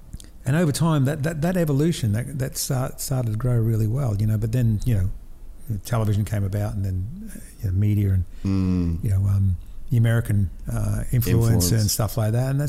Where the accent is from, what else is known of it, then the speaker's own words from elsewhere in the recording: North Queensland, Australia; we grew up here in North Queensland with the cane farms, you know, the Greek and the Italians and the, you know, Serbians and the Russians and, you know, from all over the world